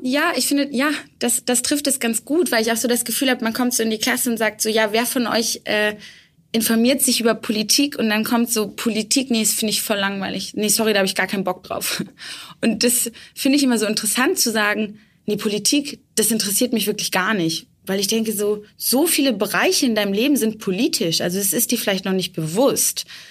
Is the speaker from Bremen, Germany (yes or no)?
yes; Bremen, Germany; moved away; also born or lived in Erfurt; ich komme ursprünglich aus Bremen